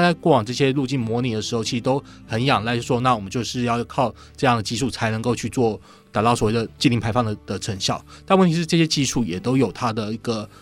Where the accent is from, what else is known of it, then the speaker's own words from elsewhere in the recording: Taiwan; 我们台湾这边